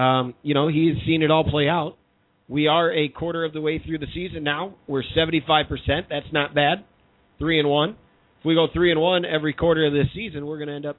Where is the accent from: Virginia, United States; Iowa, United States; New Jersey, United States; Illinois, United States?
Illinois, United States; Chicago; As a Chicagoan, I want it to happen, too.